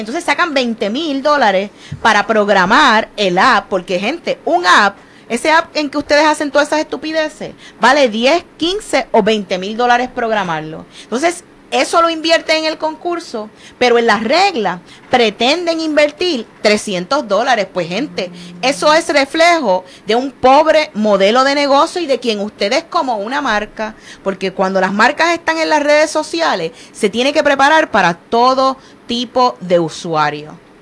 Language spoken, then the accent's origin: Spanish; Puerto Rico